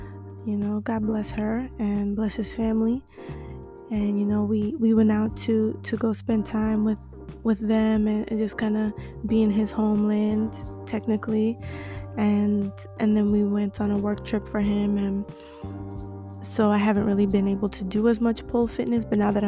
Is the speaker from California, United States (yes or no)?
no; Florida, United States; now in New York, United States; I was born in New York, raised in Florida, lived in Miami. I've moved more than I can count.